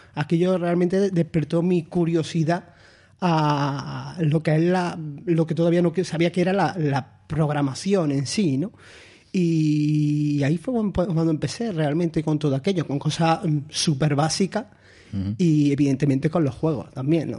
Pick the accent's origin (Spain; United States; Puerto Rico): Spain; Andalusia; moved away as an adult; also born or lived in León; now in Málaga, Spain; siendo andaluz, cinco años fuera de Andalucía